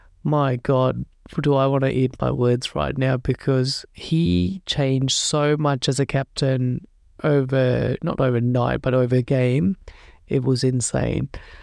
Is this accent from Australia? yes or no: yes; Australia; as an Australian Sri Lanka supporter, I've seen the bad side of that happen so many times in the past.